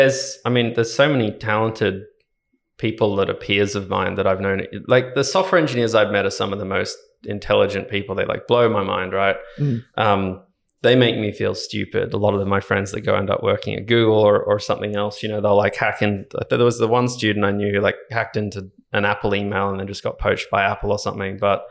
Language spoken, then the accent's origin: English; Ballina, New South Wales, Australia; I grew up in Ballina up on the Northern Rivers in New South Wales. Went to a Catholic school there. Primary school and high school.